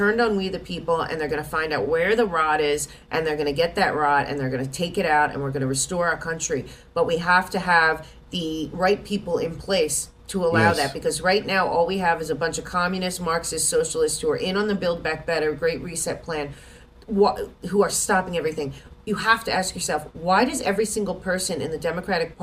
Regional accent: United States; we as American people

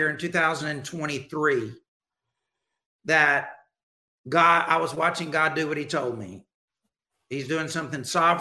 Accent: Alabama, United States; I grew up in Alabama

